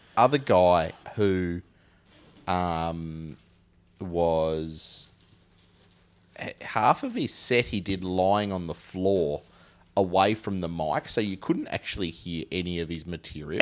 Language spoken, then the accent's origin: English; Huon Valley, Tasmania, Australia; accent: Tasmanian; I'm from the Huon Valley.